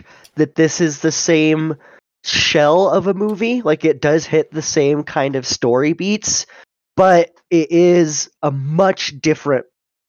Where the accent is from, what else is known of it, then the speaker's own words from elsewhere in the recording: Roswell, New Mexico, United States; growing up in Roswell